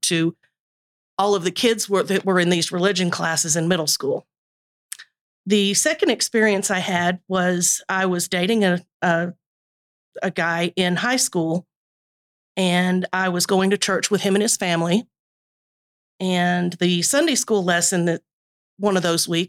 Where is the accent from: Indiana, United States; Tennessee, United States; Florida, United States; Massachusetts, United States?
Tennessee, United States; East; I grew up in East Tennessee